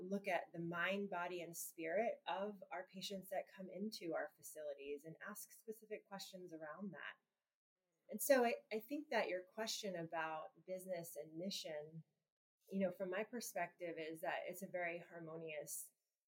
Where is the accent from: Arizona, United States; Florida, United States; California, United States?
Florida, United States; Gainesville; moved away as an adult; I was born in Gainesville and grew up in Gainesville